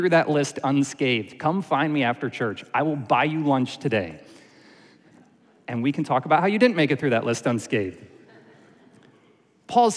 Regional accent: Syracuse, New York, United States; I grew up in Syracuse, New York

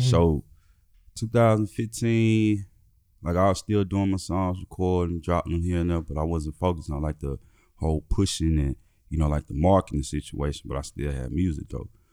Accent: Memphis, Tennessee, United States; moved away; also born or lived in Nebraska; Growing up in Memphis

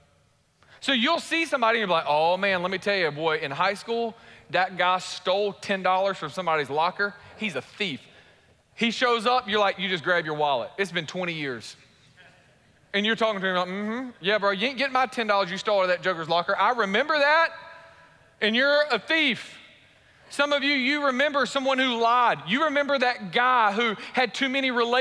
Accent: Warner Robins, Georgia, United States; also born or lived in Raleigh-Durham; I grew up in Warner Robins from sixth grade to a graduating senior

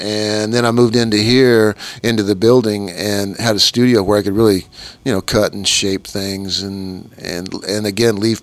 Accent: Kansas, United States; I grew up in Kansas

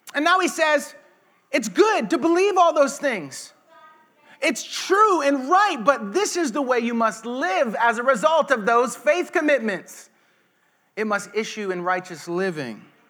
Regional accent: United States; we as American Christians

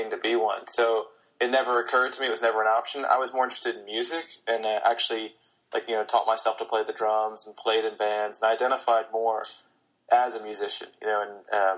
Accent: Charleston, South Carolina, United States; born or raised there

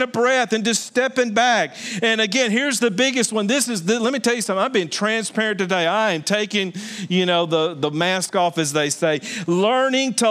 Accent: Alabama, United States; I am from Alabama

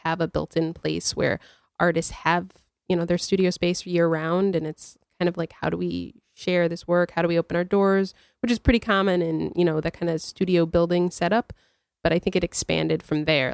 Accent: New Britain, Connecticut, United States; I'm from New Britain

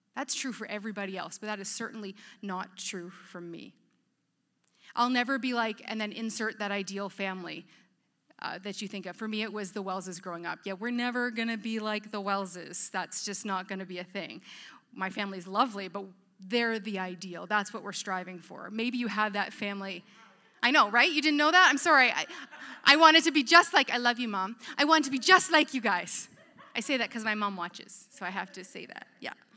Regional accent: Petrolia, Ontario, Canada; moved away; also born or lived in Edmonton; I grew up in a small town from Petrolia

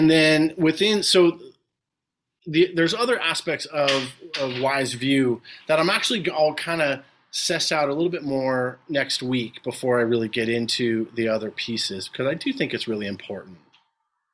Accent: New York City, New York, United States; I come from an Italian family. We're all from New York. From the Bronx, though, not Brooklyn

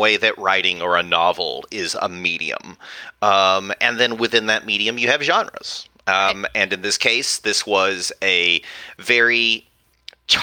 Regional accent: West Texas, United States; growing up in Texas

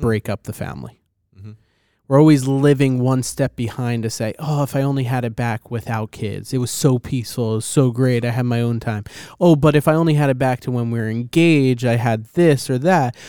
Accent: New Jersey, United States; I'm a kid from New Jersey

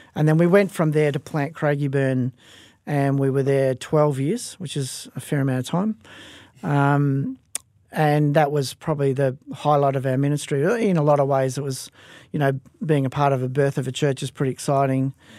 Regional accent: Perth, Western Australia, Australia; I was raised in Perth Fortress, um, from, uh, my early age, from as young as I can remember

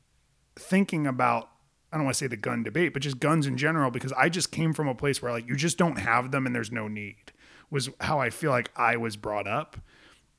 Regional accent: Rhode Island, United States; I grew up in Rhode Island

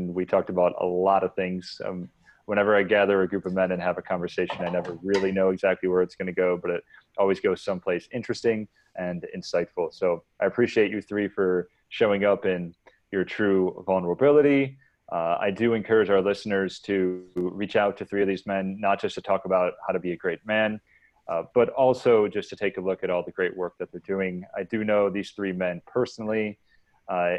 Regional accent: New York, United States; now in San Diego, United States; I live in a city right now, San Diego, I'm from New York

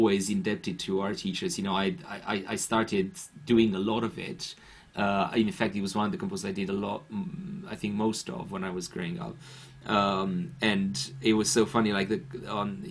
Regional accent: Bucharest, Romania; English is a second language; now in London, United Kingdom; as I was growing up in Bucharest

